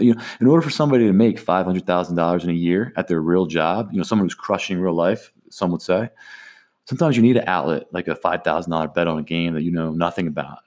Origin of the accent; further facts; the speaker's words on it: Atlantic City, New Jersey, United States; growing up in Atlantic City